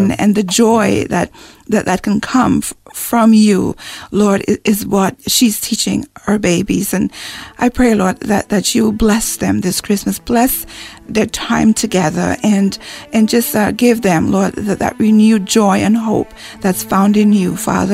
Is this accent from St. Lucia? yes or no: yes; St. Lucia; moved away; I'm from the West Indies in St. Lucia.